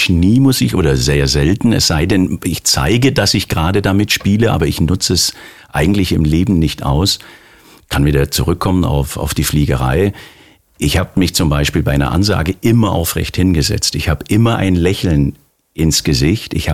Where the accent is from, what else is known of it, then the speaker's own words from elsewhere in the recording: Baden-Württemberg, Germany; born there; Ich bin gebürtiger Schwabe